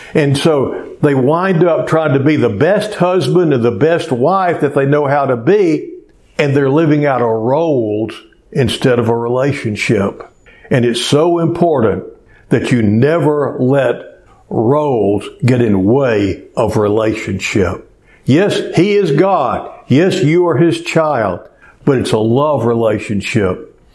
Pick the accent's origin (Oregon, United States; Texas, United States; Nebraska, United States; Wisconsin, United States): Texas, United States; Cleveland; when I was growing up in Cleveland, Texas, there was about 5,600 people when I was a kid.